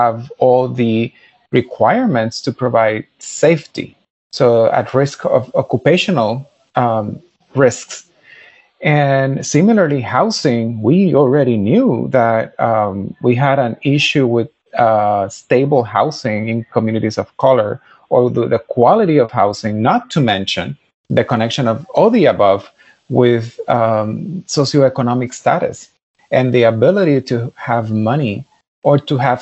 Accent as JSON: {"language": "English", "country": "Puerto Rico", "tie": "born or raised there", "moved": "as an adult", "said": "I am Puerto Rican, and I lived there all my life until I was 18."}